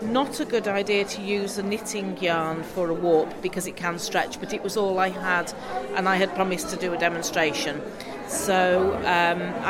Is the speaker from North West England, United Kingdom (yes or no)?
yes; Lancashire, North West England, United Kingdom; now in South Wales, United Kingdom; I'm originally from Lancashire in the north of England, but I live down in South Wales now.